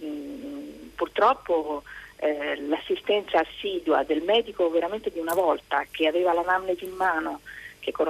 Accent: Veneto, Italy; now in Rome, Italy; sono veneta, prima vivevo nel Veneto in un, piccolo, un paese più piccolo, una cittadina più piccola

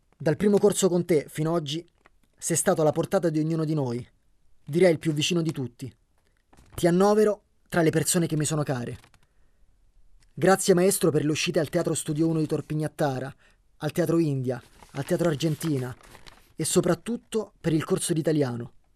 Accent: Guinea; Italian is a second language; moved away as an adult; now in Italy; Nel mio paese, in Guinea, nella mia regione, esiste una, un tipo di danza

